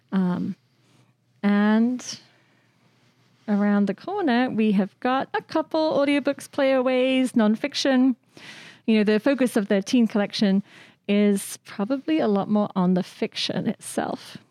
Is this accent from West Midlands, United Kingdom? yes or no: yes; Shrewsbury, West Midlands, United Kingdom; moved away; I grew up uh, in Shrewsbury, which is a, a, town in Shropshire